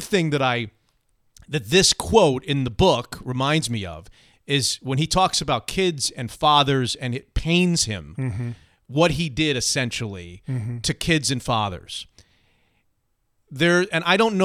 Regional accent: South Florida, United States; moved away as an adult; also born or lived in Washington, D.C.; now in Seattle, United States; I grew up in South Florida.

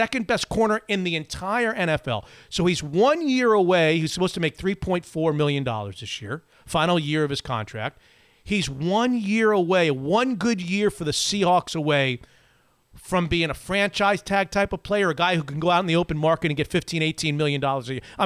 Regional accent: South Florida, United States; It's my hometown, close to my hometown

